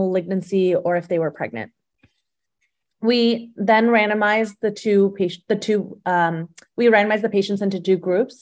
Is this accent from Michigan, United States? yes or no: no; Phoenix, Arizona, United States; also born or lived in Tucson, Arizona / Chicago, Illinois; now in Scottsdale, United States; I am from Phoenix, Arizona, originally.